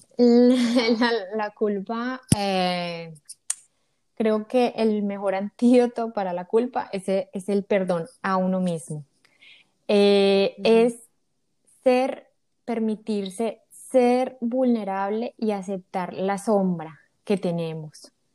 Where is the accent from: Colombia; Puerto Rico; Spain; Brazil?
Colombia; moved away as an adult; now in United States; soy colombiana, Vivo en Estados Unidos hace seis años